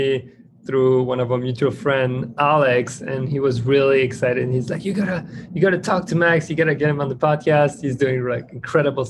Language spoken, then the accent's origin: English; France; moved away; I come from France